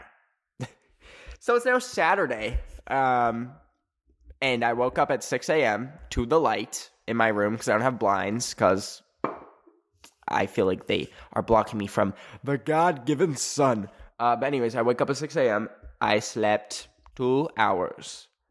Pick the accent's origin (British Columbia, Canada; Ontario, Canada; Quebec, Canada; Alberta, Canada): Alberta, Canada; moved away; where I grew up in Alberta, Canada